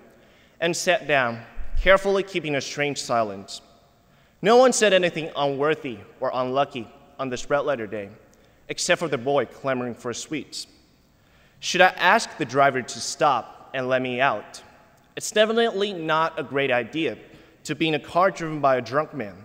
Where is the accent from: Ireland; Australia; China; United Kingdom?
China; Kunming, Yunnan; moved away; a remote suburb of Kunming, my hometown in southwestern China